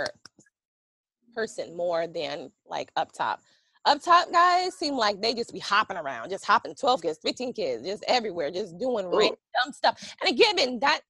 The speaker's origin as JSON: {"language": "English", "town": "New Haven", "region": "Connecticut", "country": "United States", "also_born_or_lived": "Meriden, Connecticut", "said": "I'm from New Haven, Connecticut, and moved to Meriden, Connecticut"}